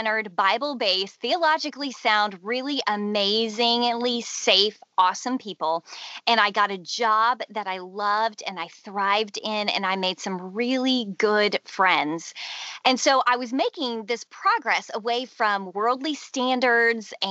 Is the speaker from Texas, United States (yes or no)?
yes; Houston, Texas, United States; I grew up in Houston, Texas